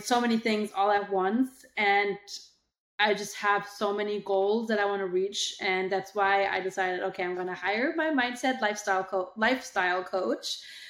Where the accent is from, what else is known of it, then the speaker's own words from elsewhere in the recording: Germany; moved away as an adult; now in United States; I moved to the US from Germany